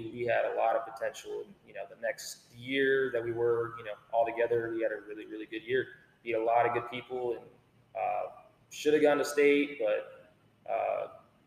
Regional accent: Corpus Christi, Texas, United States; growing up in Corpus, you know, it's either Corpus Christi Carroll or Corpus Christi Moody.

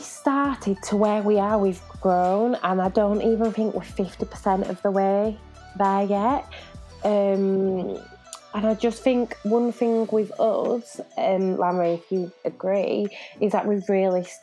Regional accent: Leeds, Yorkshire and the Humber, United Kingdom; moved away as an adult; also born or lived in Lille, France; now in Manchester, United Kingdom; my young people from Leeds, my hometown

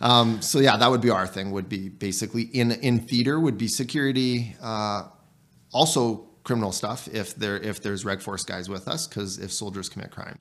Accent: Canada; as a Canadian soldier

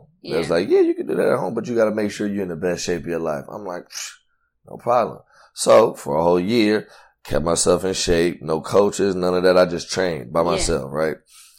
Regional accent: Long Beach, California, United States; also born or lived in Hawaii; I grew up originally on the east side. I lived on the east side of Long Beach, and it was about for 4 years, 3.5, 4 years, mm-hmm. before we moved to the north side. And Pops has been there ever since. 2003 is when I moved to the north side of Long Beach.

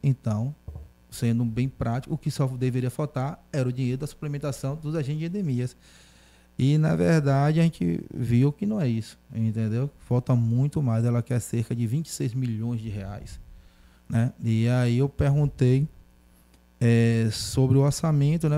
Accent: Feira de Santana, Bahia, Brazil; Eu nasci no Jorge Cruzeiro, depois eu casei, fui morar na Queimadinha

